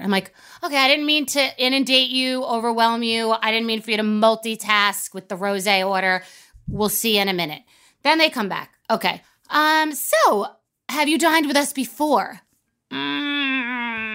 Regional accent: Long Island, New York, United States; also born or lived in Old Westbury; I'm from New York

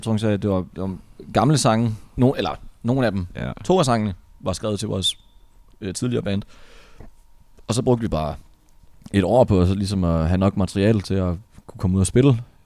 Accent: North Jutland, North Denmark Region, Denmark; nu er vi jo fra Nordjylland

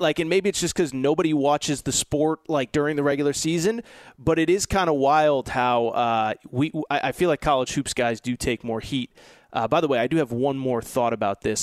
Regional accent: Northeast, United States; I'm from the Northeast

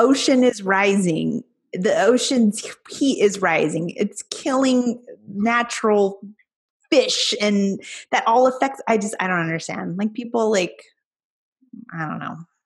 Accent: California, United States; I grew up in California

